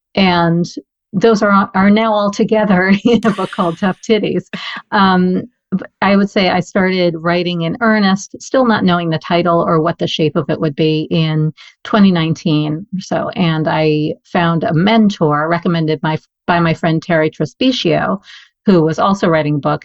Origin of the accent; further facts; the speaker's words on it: New York City, New York, United States; growing up in New York City